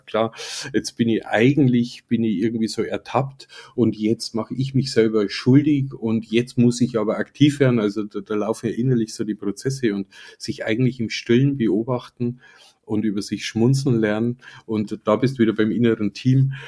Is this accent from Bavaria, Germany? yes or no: yes; Upper Palatinate, Bavaria, Germany; ich komme ja selber aus der Oberpfalz